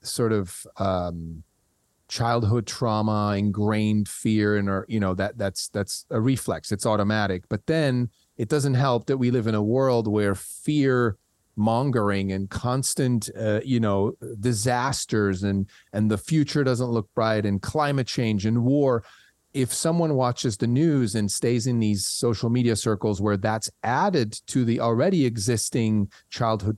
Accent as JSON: {"language": "English", "country": "Switzerland", "tie": "born or raised there", "second_language": "English", "moved": "as an adult", "said": "I grew up in Switzerland. And when I left at the age of 20"}